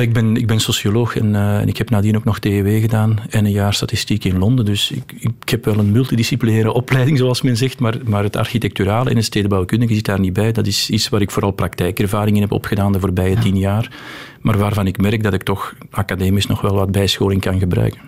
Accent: Antwerp, Flanders, Belgium; also born or lived in London; Geboren en getogen. Ik woon terug in de wijk waar ik ben opgegroeid ook.

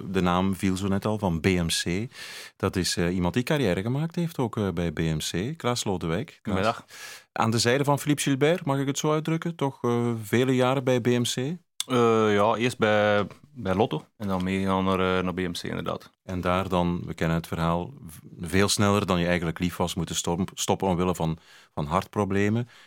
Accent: Brussels, Brussels-Capital Region, Belgium; dat ik hier ben. Als Brusselaar eigenlijk

